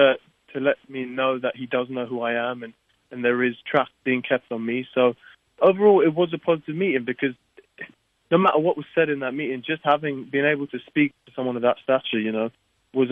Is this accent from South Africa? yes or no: yes; South Africa; My dad's Portuguese, my mum's Croatian, but born and raised in South Africa.